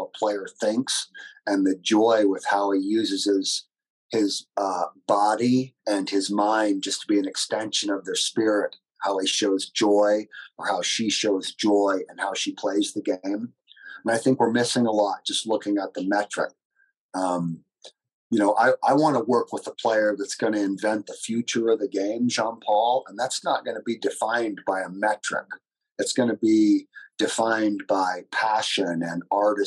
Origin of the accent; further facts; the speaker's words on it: Northern California, United States; where I grew up in California, one of the first things that I learned was in Northern California